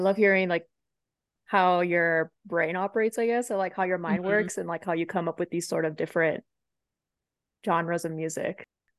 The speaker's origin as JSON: {"language": "English", "town": "Chula Vista", "region": "California", "country": "United States", "said": "Chula Vista."}